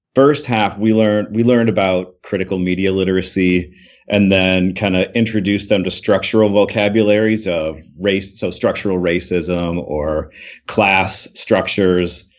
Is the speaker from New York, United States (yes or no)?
no; Michigan, United States; I grew up in Michigan. I'm from Michigan.